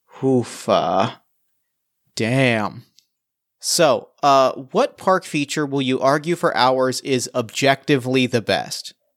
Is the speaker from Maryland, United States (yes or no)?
no; New Jersey, United States; I grew up in New Jersey